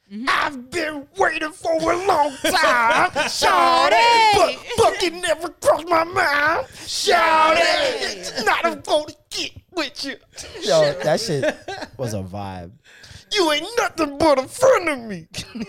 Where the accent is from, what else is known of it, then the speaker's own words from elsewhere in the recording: Canada; as a Canadian